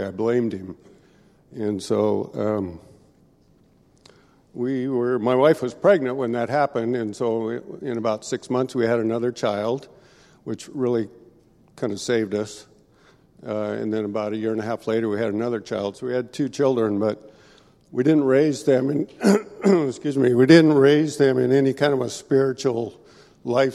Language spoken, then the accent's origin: English; Veneta, Oregon, United States; also born or lived in Eugene, Oregon; I was born down in Eugene, here in Oregon, and that means I'm a duck, not a beaver, and so I grew up in this little town of Veneta, which is outside of Eugene